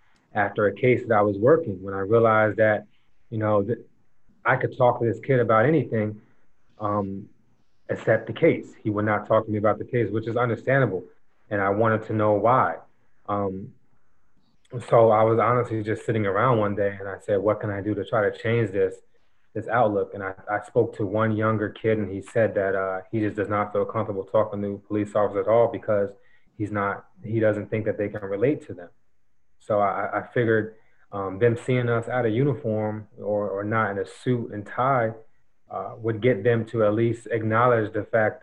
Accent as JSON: {"language": "English", "town": "Neptune", "region": "New Jersey", "country": "United States", "tie": "born or raised there", "said": "I had a very good experience growing up in Neptune"}